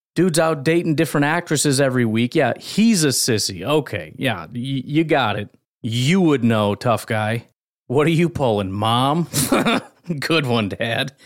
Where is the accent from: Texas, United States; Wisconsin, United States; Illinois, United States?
Illinois, United States; I grew up in Illinois with Bears fans